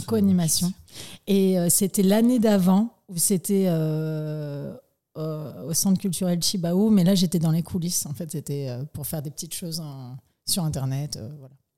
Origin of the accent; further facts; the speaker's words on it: Nouméa, South Province, New Caledonia; je suis née le 26 mai 1987 exactement à Nouméa